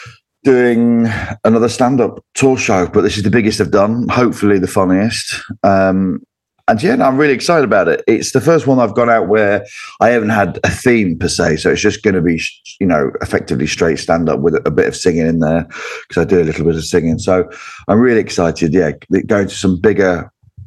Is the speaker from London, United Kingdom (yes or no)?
no; Cleethorpes, Yorkshire and the Humber, United Kingdom; also born or lived in Grimsby; I'm from Cleethorpes. Well, Grimsby and Cleethorpes I'm from.